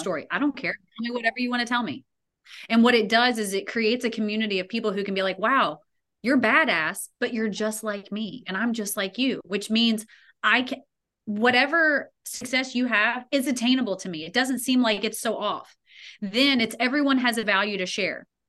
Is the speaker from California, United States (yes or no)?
no; Louisville, Kentucky, United States; my hometown of Louisville, Kentucky